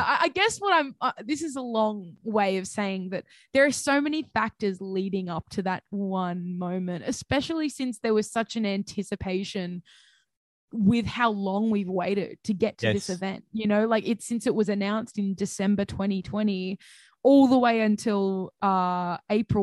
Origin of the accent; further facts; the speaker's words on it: Central Coast, New South Wales, Australia; I'm from the Central Coast